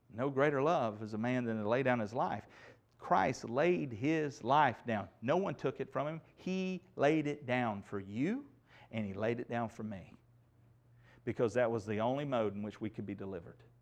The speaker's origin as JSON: {"language": "English", "country": "United States", "said": "I cherish the freedoms that I have as an American citizen"}